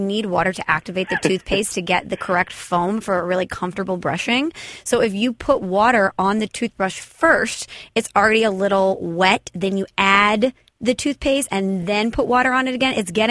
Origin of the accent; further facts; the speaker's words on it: Illinois, United States; So obviously I'm from Illinois, went to Illinois.